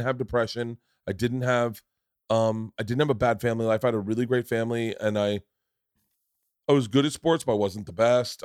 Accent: Florida, United States; I grew up in Florida

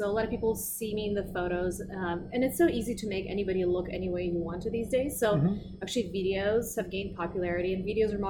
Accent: Russia; English is a second language; moved away as an adult; now in United States; I was born and raised in Russia, but I learned British English for my whole life since I was seven.

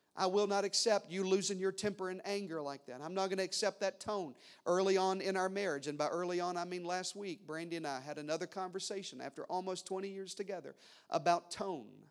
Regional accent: the South, United States; I was raised in the South.

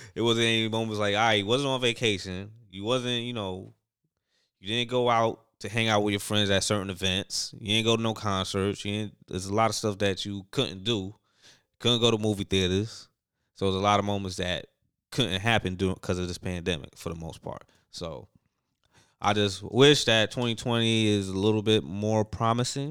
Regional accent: New York City, New York, United States; I'm from New York City

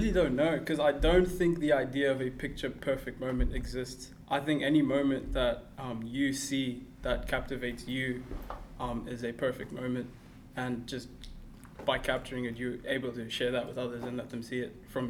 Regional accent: Zimbabwe; born there; also born or lived in Kenya / South Africa; Okay, so I am I was born in Zimbabwe. Mm-hmm. Although I am originally from Kenya, and then from Zimbabwe, my family and I moved to South Africa. I lived there for 9 years

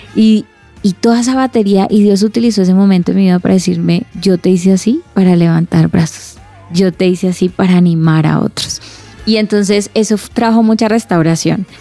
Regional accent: Cali, Valle del Cauca, Colombia; Soy de Cali

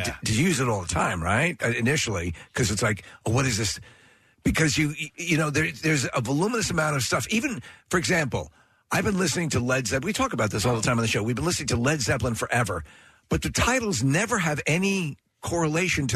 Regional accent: Midwest, United States; moved away as an adult; I grew up in the Midwest

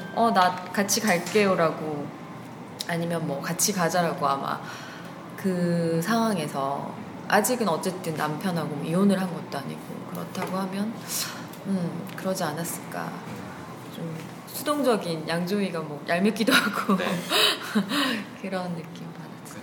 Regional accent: Busan, South Korea; 부산에서 온

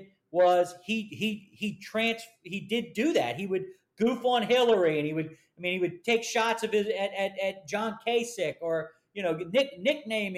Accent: Philadelphia, Pennsylvania, United States; also born or lived in Allegheny County, Pennsylvania; I'm from Philly

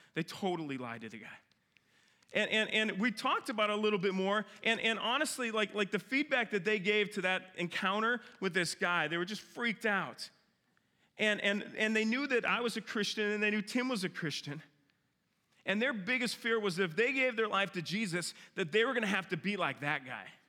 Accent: Minnesota, United States; moved away; I grew up in Minnesota

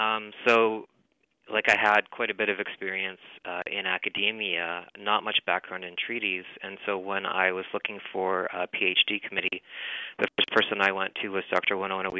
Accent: Saskatoon, Saskatchewan, Canada; also born or lived in Peterborough, Ontario; I'm from Saskatoon. I grew up in Saskatoon. I'm a non-Indigenous person

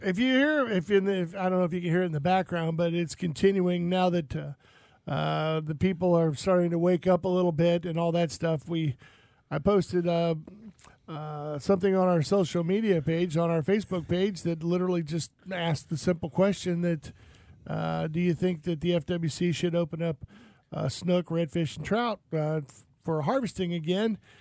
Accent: St. Petersburg, Florida, United States; I grew up on Riviera Bay

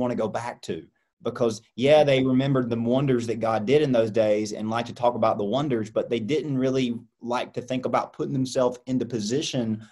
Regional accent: United States; as an American

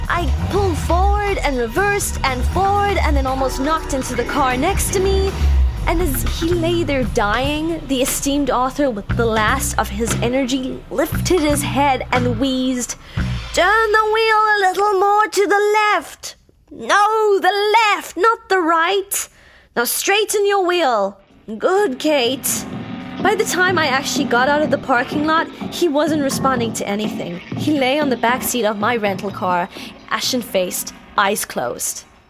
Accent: Cape Town, Western Cape, South Africa; moved away as an adult; now in Los Angeles, United States; in Cape Town to be specific, my hometown.

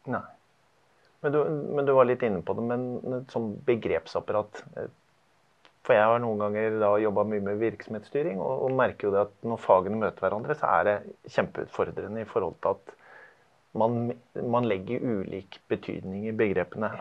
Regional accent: Larvik, Vestfold, Norway; Jeg er fra Larvik. Jobber i Larvik og har gjort det en del år nå

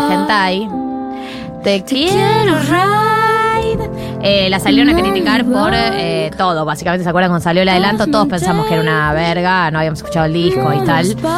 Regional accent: Argentina; somos los argentinos

